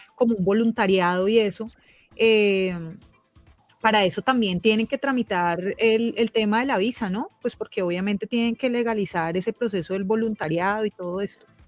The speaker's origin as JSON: {"language": "Spanish", "country": "Colombia", "said": "migrar de manera legal como colombianos"}